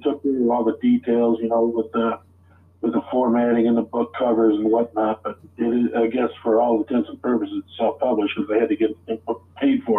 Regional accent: St. Joseph, Michigan, United States; I was born in St. Joseph, Michigan. And I'm still here teaching in the high school I grew up in.

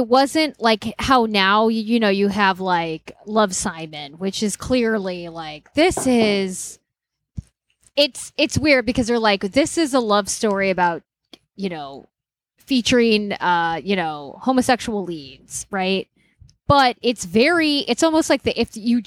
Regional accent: Indiana, United States; we're from Indiana. We're from the Rust Belt, Indiana.

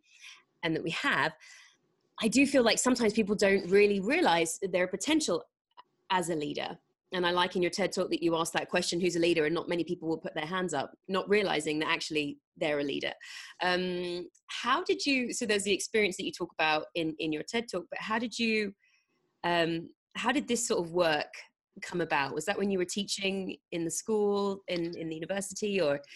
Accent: England, United Kingdom; moved away as an adult; now in United States; being an English person in America

